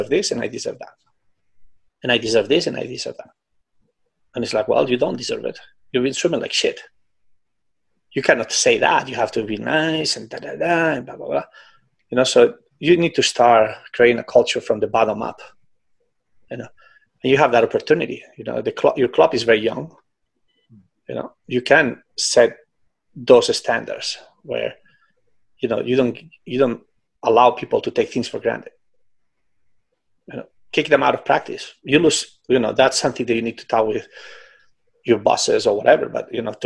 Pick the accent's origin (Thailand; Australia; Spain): Spain; Barcelona, Catalonia; moved away; in Barcelona, you know, in my hometown.